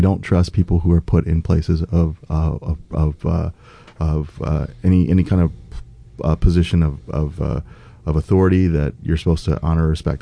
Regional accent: St. Louis, Missouri, United States; moved away as an adult; also born or lived in South Korea / Kansas City / Omaha; now in Pacific Northwest, United States; growing up in the States, I grew up in working class St. Louis, next door to Ferguson, a uh, little village called Moline Acres, right next to Ferguson

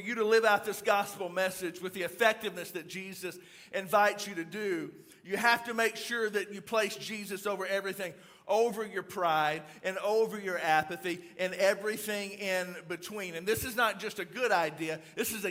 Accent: Louisiana, United States; I'm actually from Louisiana

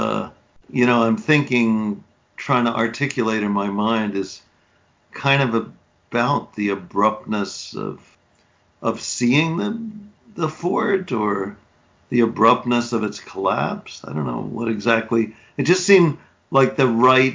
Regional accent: New York City, New York, United States; I grew up in Manhattan, in the very northernmost neighborhood in Manhattan, in Inwood

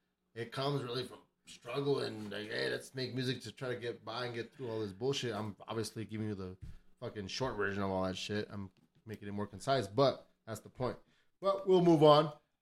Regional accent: El Paso, Texas, United States; I grew up in Southside El Paso

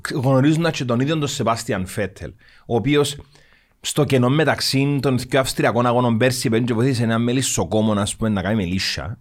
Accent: Cyprus; Είμαι από την Κύπρο

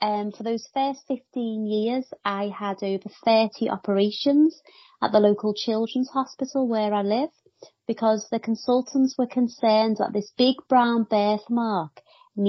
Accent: Liverpool, North West England, United Kingdom; accent: Liverpool; Liverpool, where I live. You can probably tell by my accent

